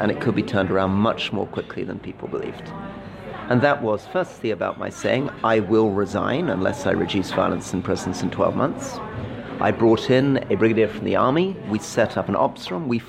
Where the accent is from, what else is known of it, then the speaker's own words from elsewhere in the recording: London, United Kingdom; also born or lived in North of England; I still live in the same house that I lived in as a baby. I walk here in London.